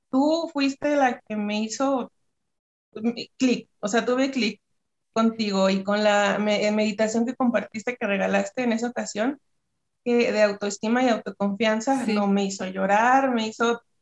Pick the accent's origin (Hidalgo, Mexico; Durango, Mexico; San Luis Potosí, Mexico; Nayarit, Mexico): Durango, Mexico; yo vivo, soy de México, en Durango, Durango.